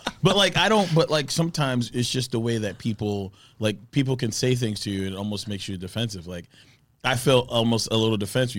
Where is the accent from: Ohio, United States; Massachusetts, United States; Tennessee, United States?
Massachusetts, United States; Milton; also born or lived in New York; I grew up in Milton.